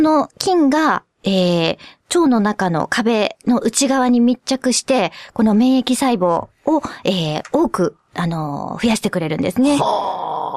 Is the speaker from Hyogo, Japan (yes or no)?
yes; Kobe, Hyogo, Japan; 私はまあ自分が神戸っ子だっていうのもありますね。